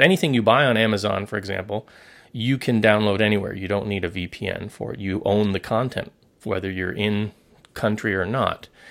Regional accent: South Florida, United States; moved away as an adult; now in Hong Kong; growing up in South Florida

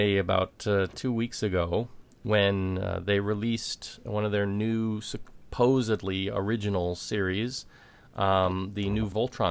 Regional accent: United States; As an American

